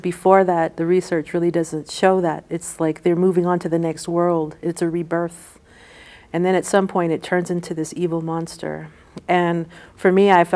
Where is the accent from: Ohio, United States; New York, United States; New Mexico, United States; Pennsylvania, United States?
New Mexico, United States; Tohatchi; growing up in Tohatchi, I really wanted to make Tohatchi a character of the book because that's my hometown